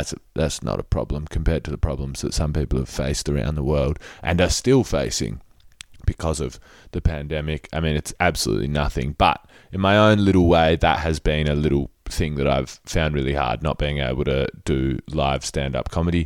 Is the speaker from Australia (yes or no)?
yes; Adelaide, South Australia, Australia; I grew up in Adelaide